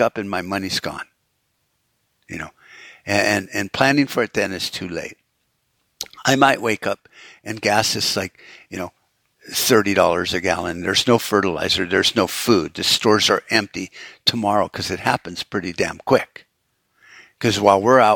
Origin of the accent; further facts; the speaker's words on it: United States; as an American